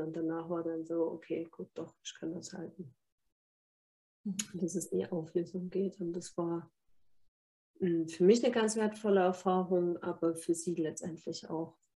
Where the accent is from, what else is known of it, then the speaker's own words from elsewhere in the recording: Germany; bei uns in Deutschland